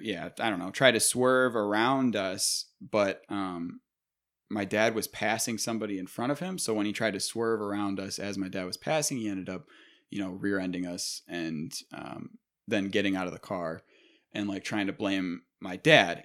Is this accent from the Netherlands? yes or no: no; Buffalo, New York, United States; we are from Buffalo